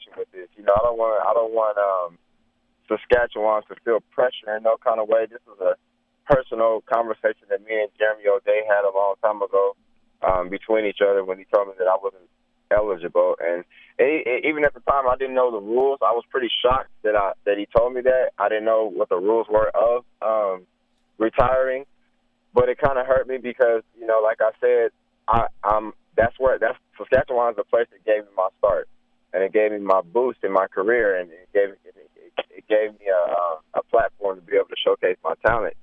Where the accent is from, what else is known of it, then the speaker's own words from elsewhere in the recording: United States; me being an American ball player, an American person